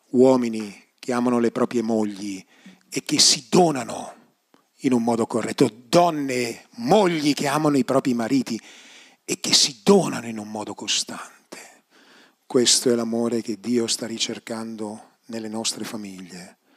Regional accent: Bergamo, Lombardy, Italy; profumo di, no, profumo di cioè, polenta e coniglio sono di Bergamo

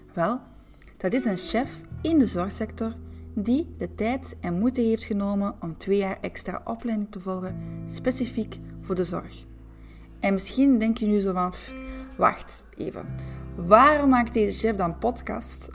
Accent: Antwerp, Flanders, Belgium; accent: Antwerp; also born or lived in France; trotse Antwerpenaar. Nu, de laatste is waarschijnlijk overbodig gezien mijn prachtig Antwerps accent.

